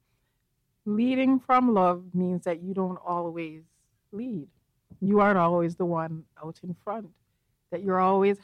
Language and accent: English; Jamaica; now in Canada; I grew up in Jamaica, which for all intents and purposes is a black country